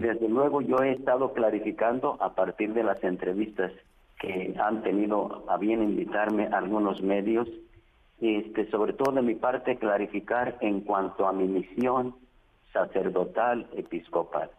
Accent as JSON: {"language": "Spanish", "country": "Mexico"}